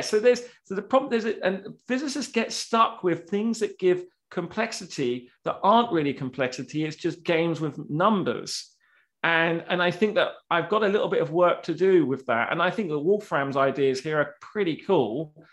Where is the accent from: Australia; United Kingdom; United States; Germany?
United Kingdom; I'm British